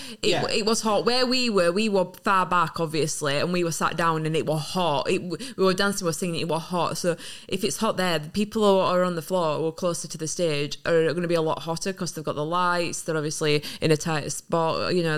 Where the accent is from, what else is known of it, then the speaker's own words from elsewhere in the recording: Barnsley, Yorkshire and the Humber, United Kingdom; It makes me proud to be from North, because Sheffield, I'm from Barnsley. He's from Sheffield. It's literally not that far. It's literally like, what, half an hour drive away from me? Well, half an hour on train from where I used to live. So it makes me really proud to be a Yorkshire fella